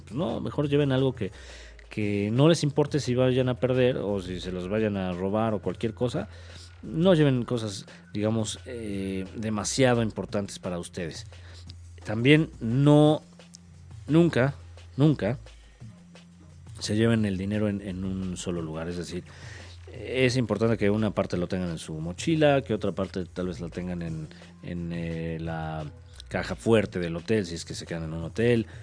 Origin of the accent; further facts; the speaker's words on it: Mexico; como mexicanos